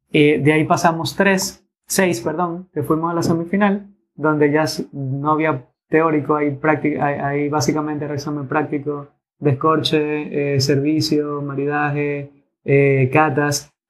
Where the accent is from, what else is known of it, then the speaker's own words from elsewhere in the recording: Dominican Republic; primero de representada dominicana, que es mi tierra también